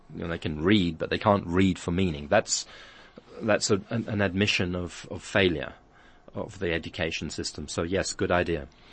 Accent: England, United Kingdom; now in South Africa; I grew up in England, a lot of my life schooled in England.

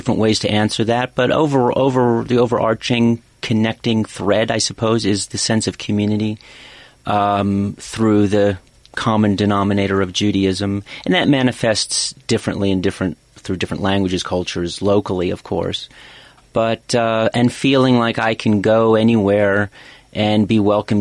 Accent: D.C., District of Columbia, United States; moved away as an adult; also born or lived in United Kingdom / London, United Kingdom / Japan; I grew up near Washington, D.C.

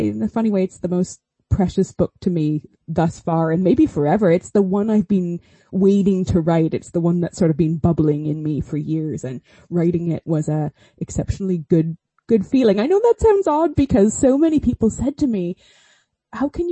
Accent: Canada; accent: Canadian; moved away as an adult; also born or lived in Oxford, United Kingdom; now in Swansea, United Kingdom; I grew up in Canada and spent the whole early part of my life there

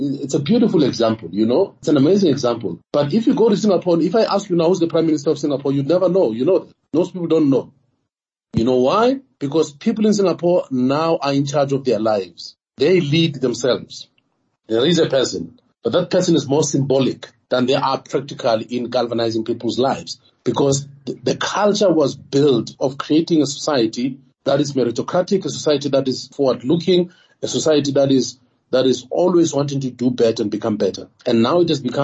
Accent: South Africa; I'm South African

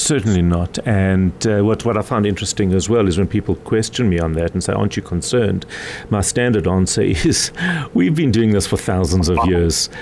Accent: South Africa; I am as South African as the president is

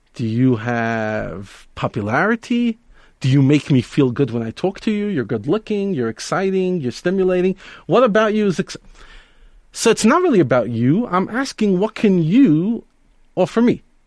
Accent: New York City, New York, United States; now in Johannesburg, South Africa; I grew up in Brooklyn, New York

